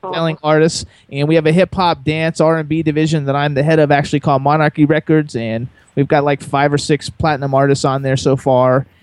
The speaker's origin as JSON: {"language": "English", "town": "Miami", "region": "Florida", "country": "United States", "tie": "born or raised there", "moved": "as an adult", "lives_now": "New Hope, United States", "said": "I was born in Miami like you and raised in South Florida my whole life"}